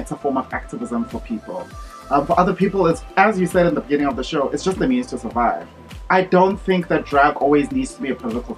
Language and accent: English; Johannesburg, Gauteng, South Africa; moved away as an adult; also born or lived in United States / New York / China; growing up in Johannesburg